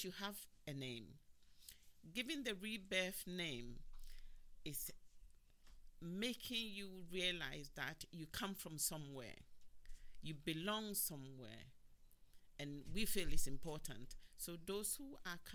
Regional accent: England, United Kingdom; also born or lived in Ghana; now in United States; I grew up in England, and in some recent years I've gone back home.

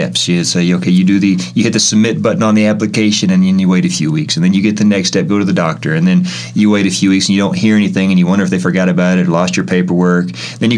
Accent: Tahlequah, Oklahoma, United States; moved away as an adult; also born or lived in El Centro, California; I come from Oklahoma. A little town in Oklahoma is called Tahlequah

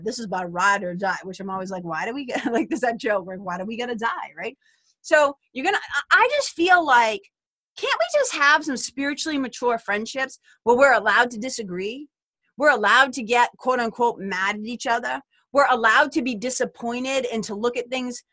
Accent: Lawrence, Massachusetts, United States; where I grew up in Lawrence, Mass.

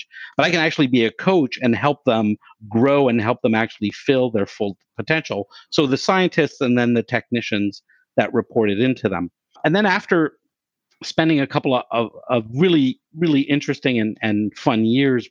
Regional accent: Canada; I'm Canadian

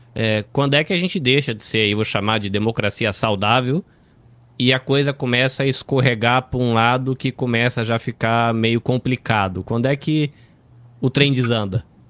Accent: Brazil; como brasileiro

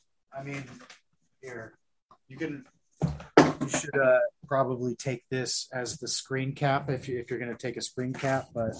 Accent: Alaska, United States; moved away; when I was that age, I was still in Alaska, and my hometown made it a point to disallow any chain restaurants from opening up there.

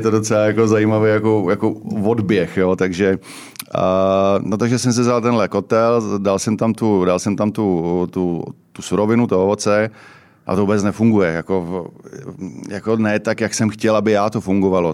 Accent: Ústí nad Labem, Ústí nad Labem Region, Czechia; já jsem asi nejstarší ústečák

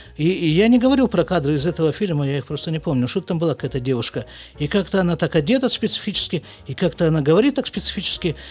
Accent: Krasnoyarsk, Krasnoyarsk Krai, Russia; born or raised there; moved away as an adult; also born or lived in Jerusalem, Israel; now in Israel

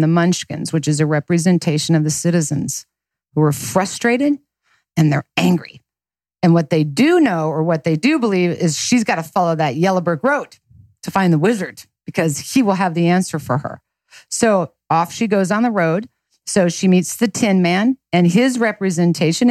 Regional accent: Lawrence, Kansas, United States; I was born and raised in Lawrence, Kansas

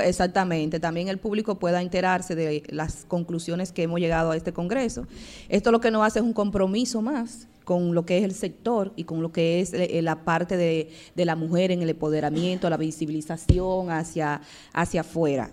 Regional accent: Dominican Republic

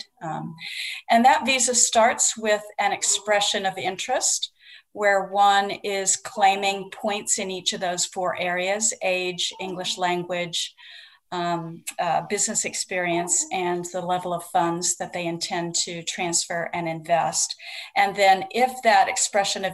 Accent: United States; moved away as an adult; also born or lived in New Zealand; obviously I am American. I'm not a Kiwi

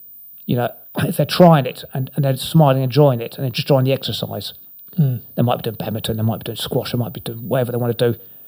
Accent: Inverness, Scotland, United Kingdom; born there; I was born up in Scotland, in Inverness

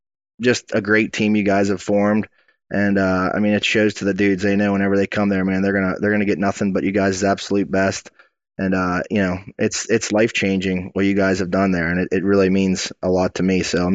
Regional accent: Boswell, Pennsylvania, United States; I hail from Boswell, Pennsylvania, a little town in southwest Pennsylvania here.

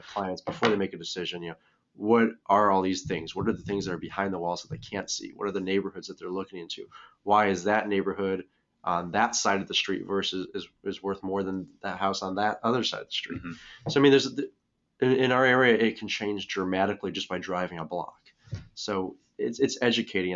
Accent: Scottsdale, Arizona, United States; also born or lived in Chicago; I grew up in Scottsdale, and we lived primarily in Scottsdale, the Paradise Valley area

